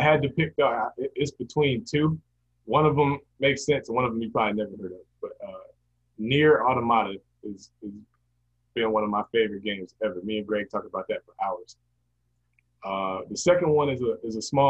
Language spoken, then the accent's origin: English; Champaign, Illinois, United States; moved away as an adult; now in Georgia, United States; I'm originally from Champaign, Illinois, spread up there where the University of Illinois is, a little college town